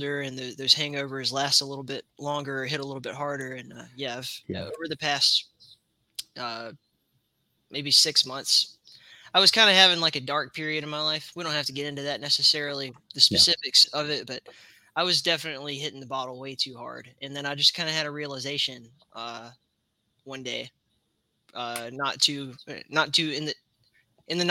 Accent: Alabama, United States; I grew up in Alabama

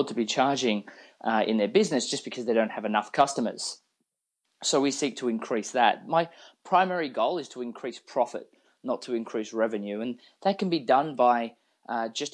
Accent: Australia; moved away as an adult; now in Austin, United States; I'm actually originally from Australia. I've only lived in Austin for the last few years.

